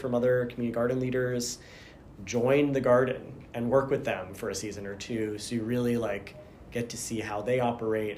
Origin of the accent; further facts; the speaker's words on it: Boston, Massachusetts, United States; also born or lived in New Jersey; now in Pittsburgh, United States; I was born in New Jersey. I lived there until I was about 6, and then we moved to Massachusetts, and I lived in suburban Boston area for about 13 years